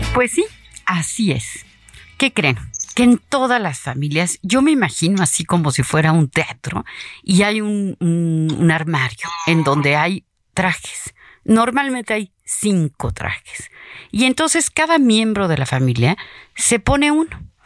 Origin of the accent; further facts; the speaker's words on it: Mexico; nuestro pueblo mexicano